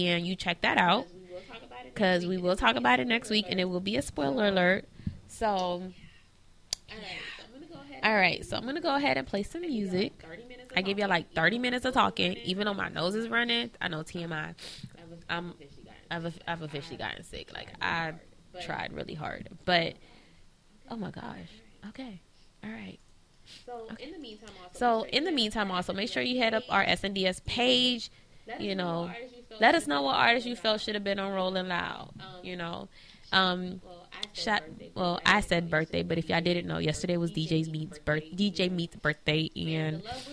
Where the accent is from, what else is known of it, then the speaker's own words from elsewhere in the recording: New Orleans, Louisiana, United States; I grew up in New Orleans